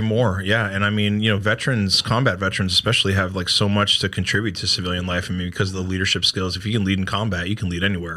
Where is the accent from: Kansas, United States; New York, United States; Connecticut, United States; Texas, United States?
Connecticut, United States; born or raised there; accent: New York; moved away as an adult; now in South Carolina, United States